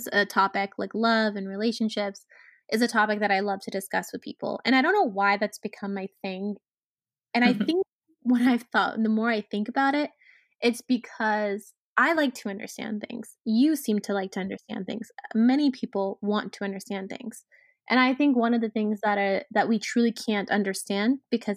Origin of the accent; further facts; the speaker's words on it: United States; I was born and raised in the States